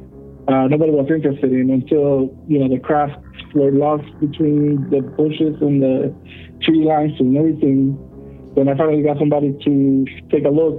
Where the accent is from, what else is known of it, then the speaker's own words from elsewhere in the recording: El Salvador; now in Utah, United States; I'm originally from El Salvador, Central America